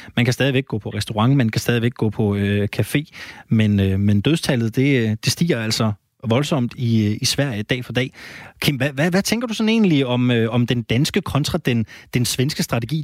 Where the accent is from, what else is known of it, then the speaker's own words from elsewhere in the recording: Jyderup, Zealand, Denmark; Det er jo nærmest på min øh, hjemmeegn. Jeg er fra Jyderup-kanten